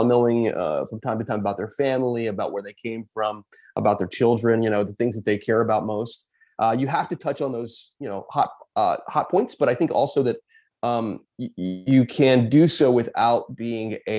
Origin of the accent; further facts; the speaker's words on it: Lexington, South Carolina, United States; Lexington High School, where I grew up in South Carolina